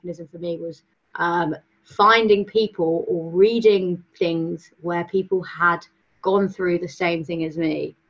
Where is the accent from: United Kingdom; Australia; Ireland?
United Kingdom; Cornwall, South West England; I'm from Cornwall, so, small town